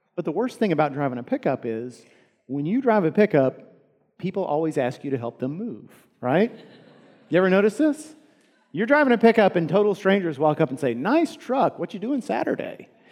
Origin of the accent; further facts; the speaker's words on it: United States; we as American Christians